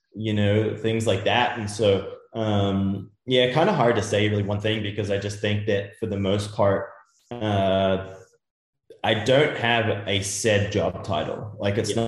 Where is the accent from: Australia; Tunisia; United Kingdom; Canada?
Australia; also born or lived in Europe; now in United States; growing up in Australia as a young Australian kid